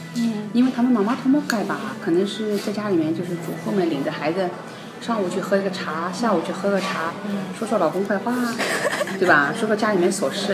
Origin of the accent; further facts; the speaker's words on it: China; moved away as an adult; now in Japan; 因为包括我从小在中国生，中国长大的话，我即使是到了多少岁以后，我也是觉得我是中国人